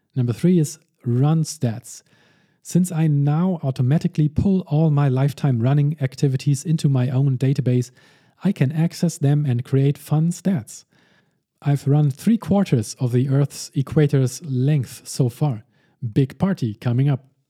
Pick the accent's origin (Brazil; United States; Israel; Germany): Germany; Hamburg; my hometown.